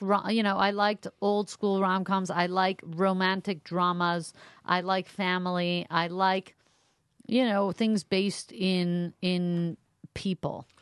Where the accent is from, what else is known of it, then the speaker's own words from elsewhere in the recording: Montreal, Quebec, Canada; moved away; I grew up mostly in Montreal.